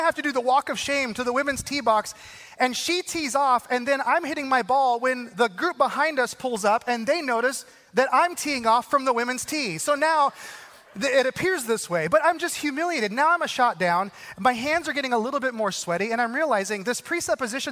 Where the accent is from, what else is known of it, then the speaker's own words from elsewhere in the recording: Arizona, United States; I grew up in Arizona